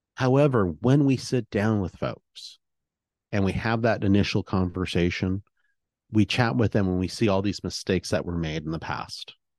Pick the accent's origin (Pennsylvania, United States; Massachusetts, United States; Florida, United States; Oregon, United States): Oregon, United States; I was raised here in Oregon